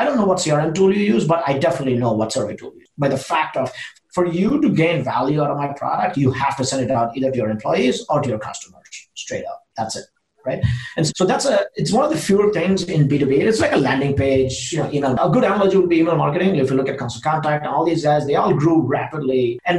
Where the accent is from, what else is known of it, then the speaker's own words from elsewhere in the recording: Seattle, Washington, United States; now in Austin, United States; And we are from Seattle. I lived about 10 years in Seattle. I want to go back to Seattle.